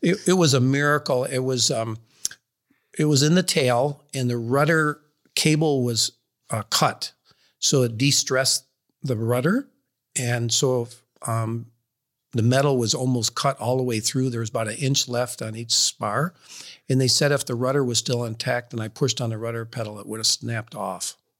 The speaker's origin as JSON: {"language": "English", "town": "Rochester", "region": "New York", "country": "United States", "tie": "born or raised there", "moved": "as an adult", "said": "Rochester, New York."}